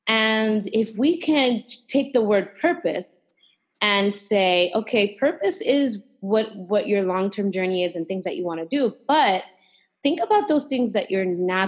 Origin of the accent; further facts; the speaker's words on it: New York, United States; moved away; I grew up in New York and it's freezing there